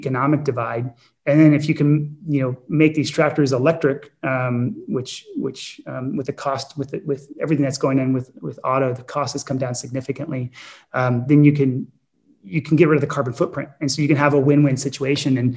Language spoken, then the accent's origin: English; Napa, California, United States; growing up in Napa